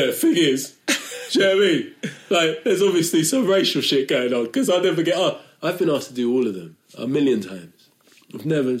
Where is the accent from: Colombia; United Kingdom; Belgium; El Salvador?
United Kingdom; London; I'm not from Norwich, I'm from London